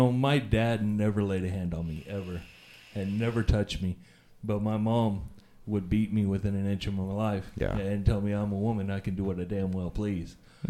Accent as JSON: {"language": "English", "town": "Alpine", "region": "Texas", "country": "United States", "tie": "born or raised there", "also_born_or_lived": "Odessa, Texas / Midland, Texas", "said": "I was born here in Odessa, but I was raised in Alpine, Texas."}